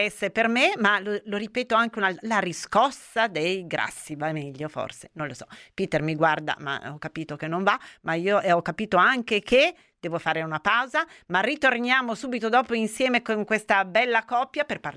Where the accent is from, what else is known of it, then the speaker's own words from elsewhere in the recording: Turin, Piedmont, Italy; la menta, noi che tutte e due siamo di Torino, no?